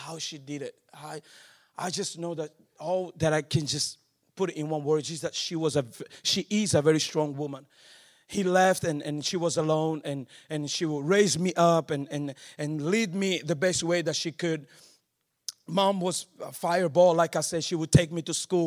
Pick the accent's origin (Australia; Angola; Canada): Angola; moved away; also born or lived in Netherlands; I was born in Angola